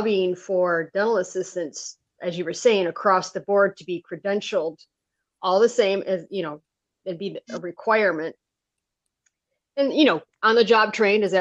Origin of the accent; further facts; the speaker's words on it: Michigan, United States; moved away as an adult; now in Oregon, United States; I grew up in Michigan, and that's where I got my schooling